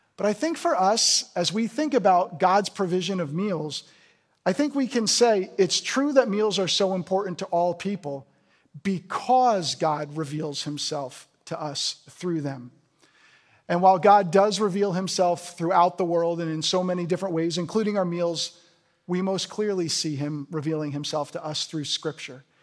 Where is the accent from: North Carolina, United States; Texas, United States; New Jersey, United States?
New Jersey, United States; moved away; I'm from New Jersey originally